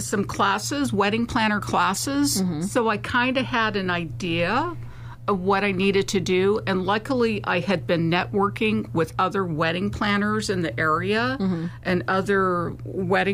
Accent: Vallejo, California, United States; now in Sacramento, United States; I'm originally from the Bay Area. I was born and raised in Vallejo

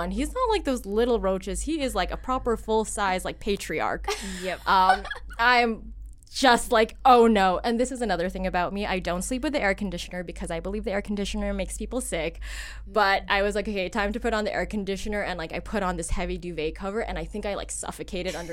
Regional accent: Philippines; everyone, I'm Filipino.

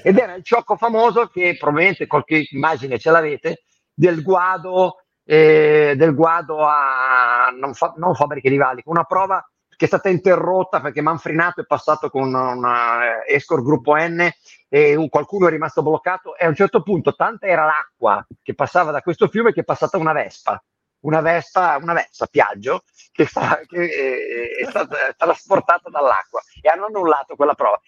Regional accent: Ventimiglia, Liguria, Italy; also born or lived in hinterland of Imperia; io sono di Ventimiglia, comunque Sanremo, cioè noi abbiamo passato l'infanzia

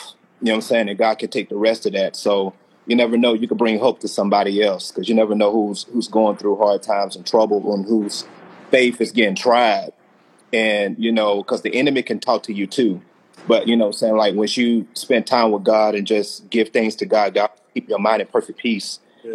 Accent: Alabama, United States; I'm from Alabama

